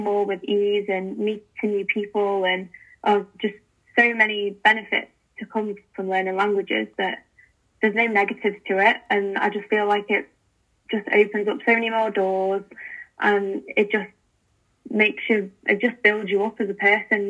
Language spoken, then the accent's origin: English; England, United Kingdom; as English people, as Brits